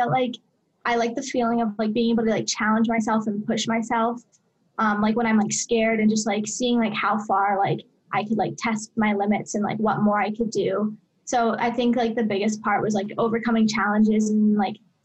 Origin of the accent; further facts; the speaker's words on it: Coral Springs, Florida, United States; moved away as an adult; So I grew up in Coral Springs, Florida. It's like a suburb of Fort Lauderdale, just a little bit north of the Miami area.